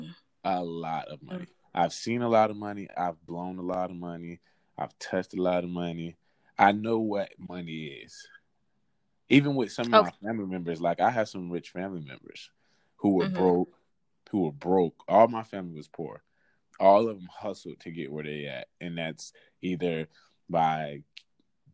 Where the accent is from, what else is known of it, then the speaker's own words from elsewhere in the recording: West Palm Beach, Florida, United States; also born or lived in Atlanta, Georgia; I was born in Atlanta. Mm-hmm. And I was raised in West Palm Beach, Florida